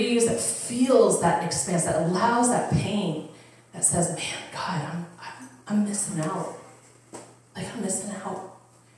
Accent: Upper Arlington, Ohio, United States; I grew up in Upper Arlington, and it's a super wealthy, you know, community

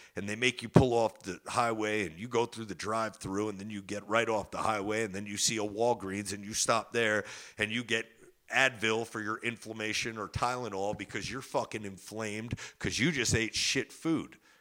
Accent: New Jersey, United States; I'm from Jersey, where you can get the best pizza in the world

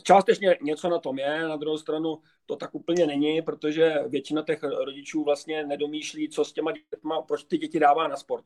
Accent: Prague, Czechia; já jsem Pražák původem

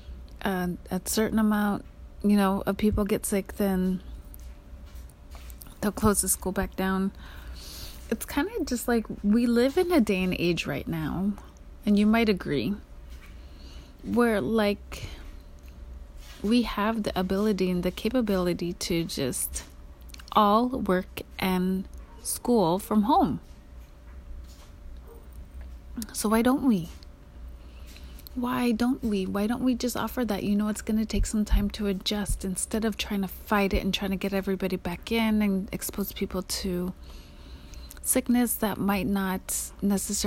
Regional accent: Alaska, United States; moved away; I grew up in Alaska

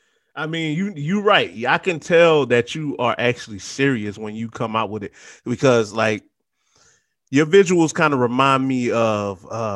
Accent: Trenton, New Jersey, United States; also born or lived in Tampa; Yeah, I'm from Trenton, though. I'm from Tampa, but I'm from Trenton, too.

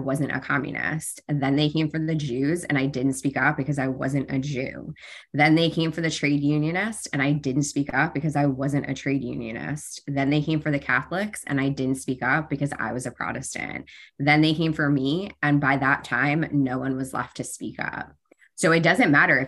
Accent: New York, United States; I grew up in New York, which is a decent place right outside New York City

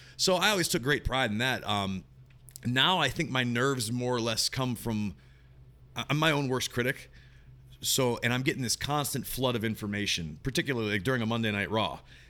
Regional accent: Monroeville, Pennsylvania, United States; I grew up in Monroeville.

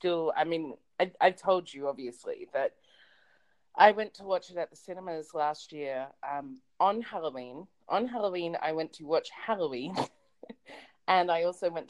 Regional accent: Australia; I'm Australian

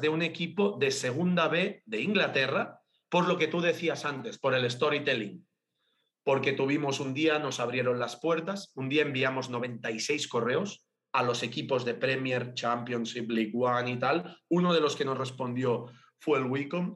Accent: Sabadell, Catalonia, Spain; Yo soy de Sabadell

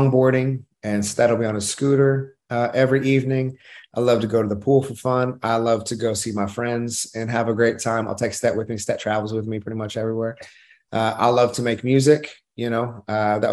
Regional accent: Oklahoma, United States; I'm from Oklahoma

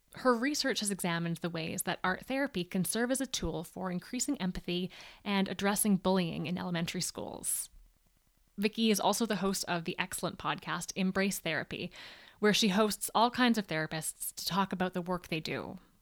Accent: Canada; I'm a Canadian art therapist

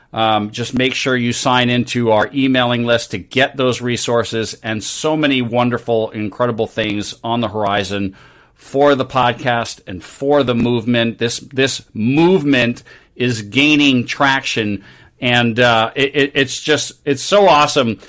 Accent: New York, United States; I grew up in New York

